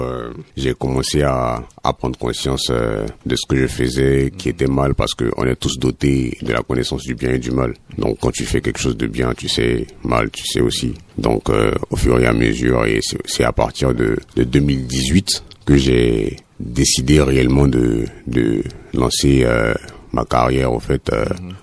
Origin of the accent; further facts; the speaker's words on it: Abidjan, Côte d’Ivoire; Je viens de Babi. Mhm. Babi c'est Abidjan.